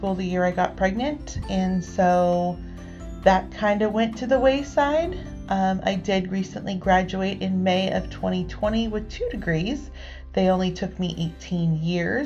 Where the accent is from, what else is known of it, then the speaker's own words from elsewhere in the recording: Northern California, United States; lives in Northern California. I've been here my entire life. I've lived within 4 hours of my hometown my entire life.